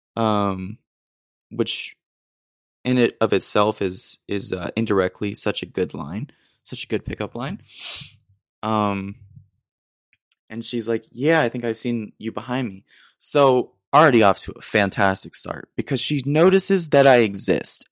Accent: Austin, Texas, United States; moved away as an adult; now in San Marcos, United States; I'm originally from Austin, but right now I'm in San Marcos

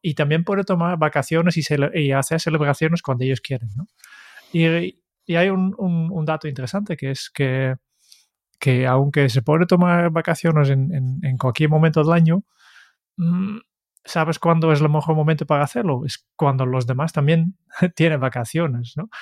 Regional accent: Netherlands; Spanish is a second language; now in Spain; soy, holandés

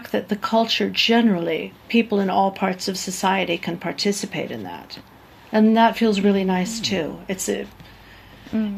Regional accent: New York City, New York, United States; moved away as an adult; also born or lived in Germany; now in Thessaloniki, Greece; we lived in my hometown, New York City, for 10 years

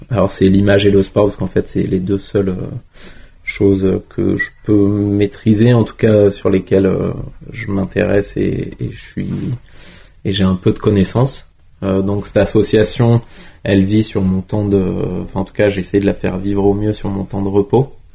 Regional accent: Tignes, Auvergne-Rhône-Alpes, France; now in Bourg-Saint-Maurice, France; j'ai grandi à Tignes

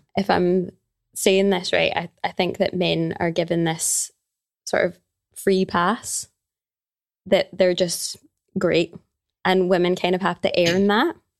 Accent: Glasgow, Scotland, United Kingdom; I am from Glasgow, born and raised in Glasgow.

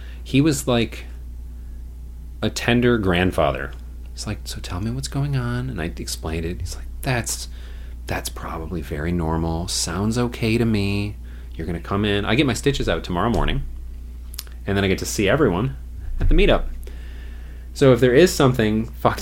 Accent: North Woods, United States; I am from the North Woods

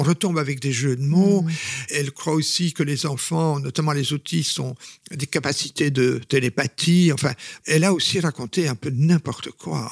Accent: Flanders, Belgium; je suis flamand au départ

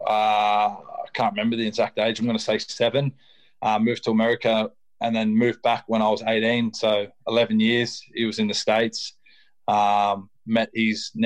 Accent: Illawarra, New South Wales, Australia; my hometown team, West Illawarra

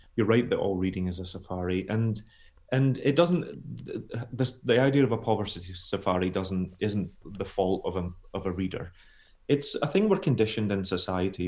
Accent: Scotland, United Kingdom; also born or lived in United States; I'm a Scottish author

